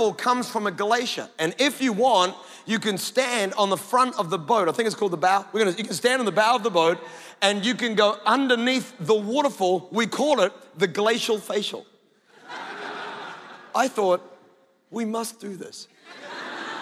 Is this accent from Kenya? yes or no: no; Scotland, United Kingdom; I'm Scottish